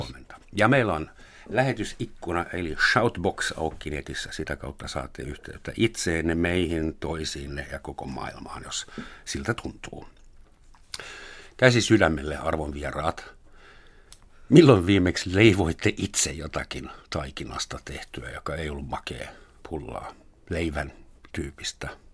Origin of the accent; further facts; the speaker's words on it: Helsinki, Uusimaa, Finland; oon stadilainen